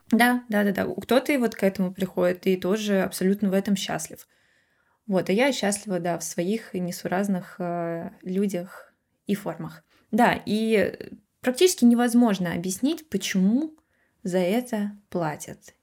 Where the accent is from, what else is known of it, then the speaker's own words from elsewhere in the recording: Russia; moved away; я из России